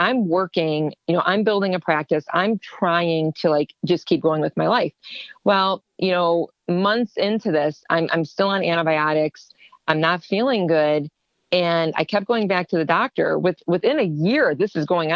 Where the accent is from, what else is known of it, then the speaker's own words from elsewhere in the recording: Ohio, United States; moved away as an adult; also born or lived in Ontario, Canada; I'm from Ohio